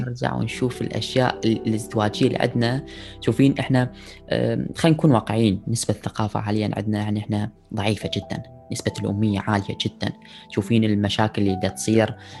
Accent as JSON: {"language": "Arabic", "country": "Iraq", "said": "اني عراقي من بلد حضارات"}